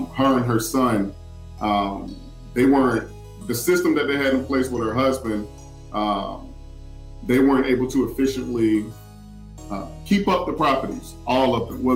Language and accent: English; Winston-Salem, North Carolina, United States; we're both from Winston, and I know Winston like the back of my hand. That's, you know, I know Winston inside and out. And I've been there, you know, since I was, you know, I think 7 years old.